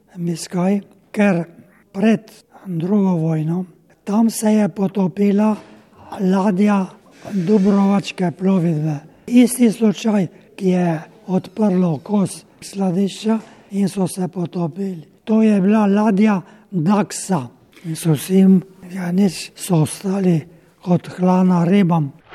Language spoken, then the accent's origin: Slovenian; Slovenia